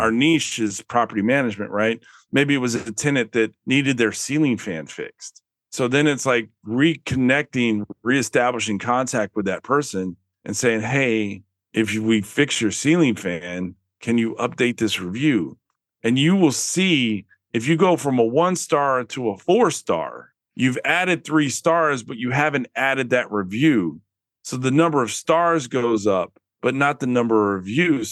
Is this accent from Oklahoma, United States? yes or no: no; Austin, Texas, United States; I grew up in Austin, Texas